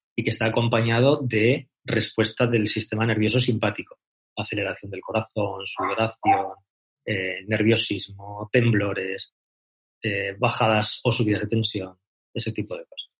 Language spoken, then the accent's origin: Spanish; Salamanca, Castile and León, Spain; moved away as an adult; also born or lived in Argentina; now in Cáceres, Spain; soy de Salamanca, nací en Salamanca